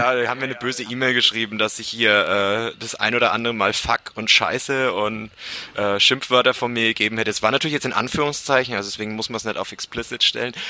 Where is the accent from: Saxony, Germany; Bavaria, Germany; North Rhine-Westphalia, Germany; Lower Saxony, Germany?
Bavaria, Germany; Bamberg; ich komme aus Bamberg